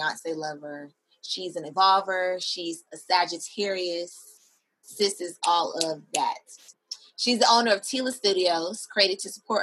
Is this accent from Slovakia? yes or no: no; Miami, Florida, United States; moved away as an adult; also born or lived in New York City; now in Atlanta, United States; I'm from Miami